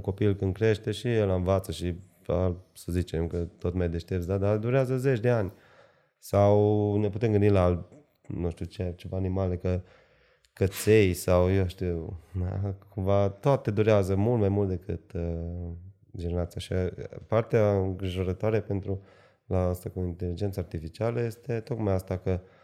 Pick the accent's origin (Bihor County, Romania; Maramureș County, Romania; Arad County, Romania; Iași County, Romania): Arad County, Romania; Arad; sunt din Arad